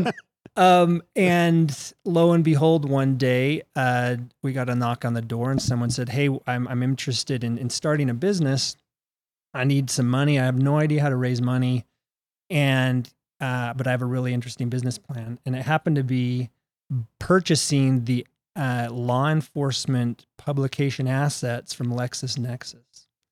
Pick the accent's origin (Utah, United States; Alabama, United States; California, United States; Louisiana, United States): Utah, United States; Salt Lake City; also born or lived in New Mexico; I was born and raised right here in Utah, uh, Salt Lake City.